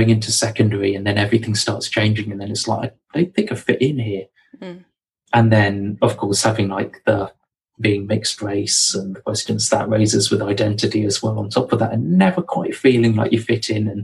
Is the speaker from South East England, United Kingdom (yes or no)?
yes; Hampshire and Surrey, South East England, United Kingdom; accent: southerner; moved away as an adult; now in Nottingham, United Kingdom; as you might be able to tell from my accent, I'm a southerner. was born in Hampshire, grew up in Hampshire and Surrey